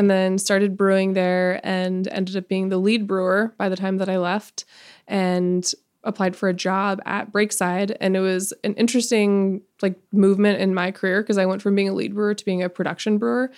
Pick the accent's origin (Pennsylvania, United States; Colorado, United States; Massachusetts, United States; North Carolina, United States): Colorado, United States; Edwards; I'm from the mountains in Colorado, a little ski town